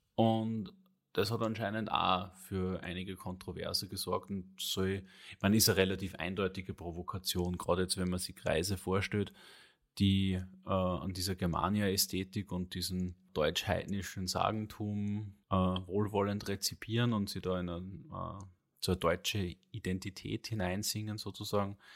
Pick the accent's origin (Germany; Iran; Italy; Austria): Austria; bei uns in Österreich